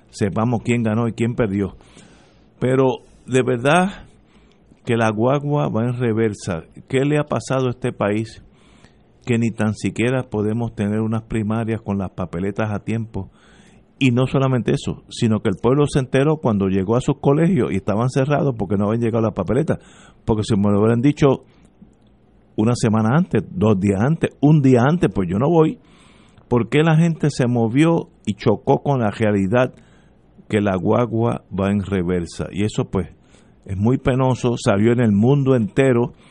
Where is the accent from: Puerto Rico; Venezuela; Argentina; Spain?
Puerto Rico